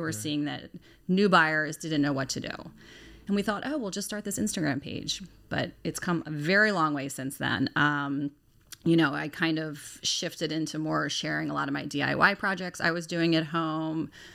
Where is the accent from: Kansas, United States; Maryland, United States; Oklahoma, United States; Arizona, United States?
Maryland, United States; Lutherville-Timonium; I am from the Lutherville Timonium area